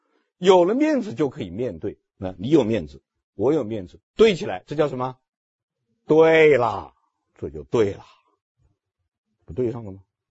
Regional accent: China; 但是我们中国人看电影的时候，看到前面那个情节的时候都笑。都会笑，为什么会笑呢？因为我们中国人就是这样的，是不是啊？

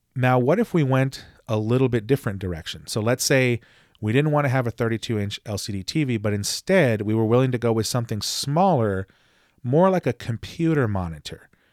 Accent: Texas, United States; my home state of Texas

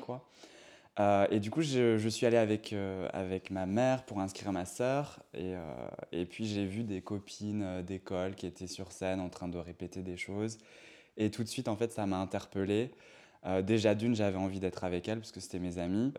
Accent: Bazouges-la-Pérouse, Brittany, France; moved away as an adult; also born or lived in Rennes; je viens de Bretagne. Je suis né à Rennes, mais je viens d'un petit village, d'une petite ville qui s'appelle Bazouge-la-Pérouse.

